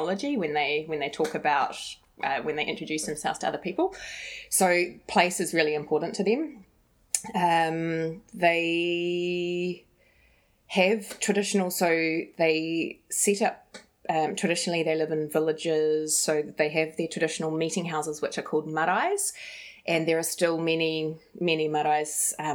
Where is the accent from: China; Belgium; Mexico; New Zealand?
New Zealand; North Island; I'm from the North Island